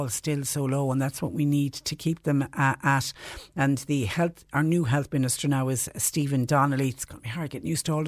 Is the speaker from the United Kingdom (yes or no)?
no; Ireland; we as Irish people